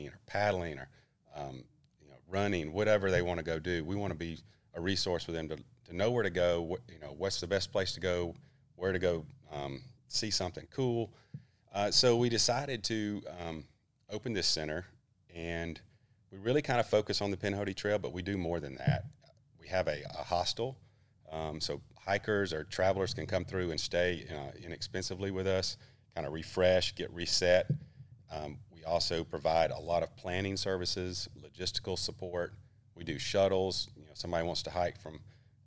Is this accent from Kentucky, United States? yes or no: no; Columbus, Georgia, United States; moved away as an adult; now in Sylacauga, United States; I'm from Columbus, Georgia. I moved to Sylacauga in 2015